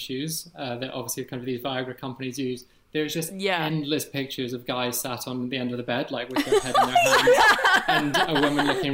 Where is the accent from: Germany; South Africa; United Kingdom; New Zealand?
United Kingdom; Edinburgh, Scotland; I'm 30 years old, and I'm from Edinburgh